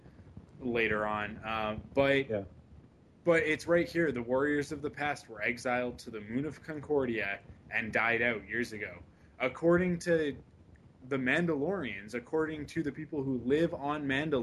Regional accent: Canada; I'm a Canadian

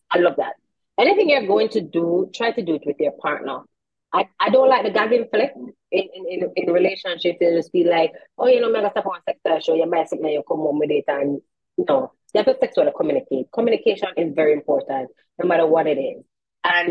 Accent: Jamaica

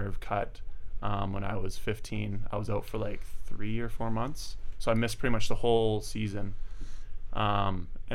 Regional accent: Okotoks, Alberta, Canada; now in Calgary, Canada; I grew up in Okotoks, Alberta

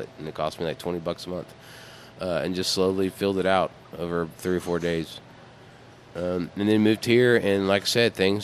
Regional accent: Texas, United States; moved away as an adult; also born or lived in Mexico; now in Asheville, United States; growing up in Texas, there's a lot of Mexican food

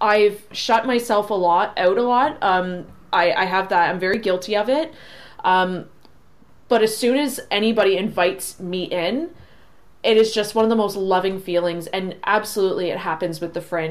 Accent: St. Catharines, Ontario, Canada; I'm from St. Catharines

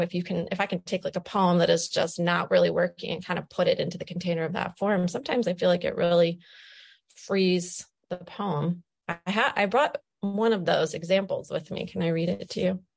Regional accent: Wood County, Ohio, United States; being an Ohio girl, you know, I was born and raised here. I was born in Wood County.

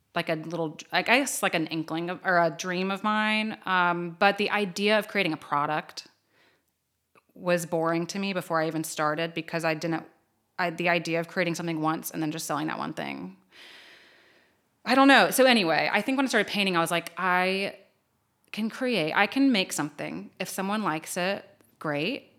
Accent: Low Country, South Carolina, United States; moved away as an adult; now in Columbia, United States; I'm from the Low Country

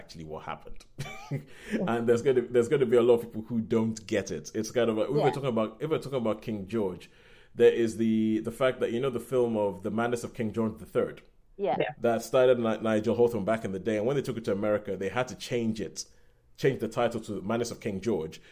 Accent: Nigeria; now in United Kingdom; I guess technically speaking I'm British, but I'm Nigerian. So technically speaking, I'm British

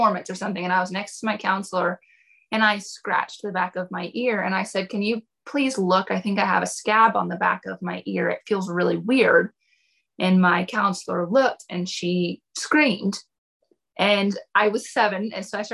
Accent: Fairview, North Carolina, United States; Born and raised here.

